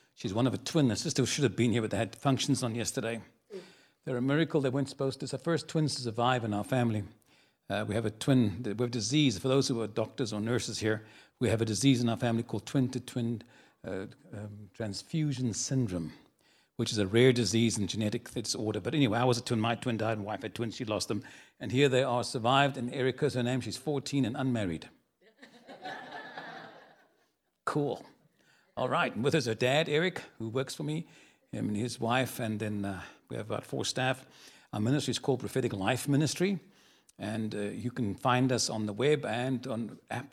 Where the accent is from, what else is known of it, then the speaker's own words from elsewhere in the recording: Cape Town, Western Cape, South Africa; moved away as an adult; now in San Antonio, United States; I was born in a city called Cape Town